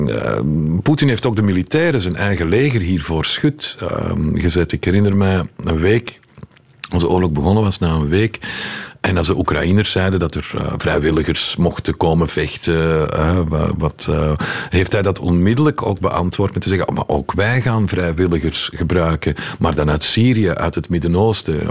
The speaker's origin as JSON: {"language": "Dutch", "town": "Leuven", "region": "Flanders", "country": "Belgium", "tie": "born or raised there", "also_born_or_lived": "Moscow, Russia", "moved": "as an adult", "said": "ik ben opgegroeid in Heverly Hills, Leuven"}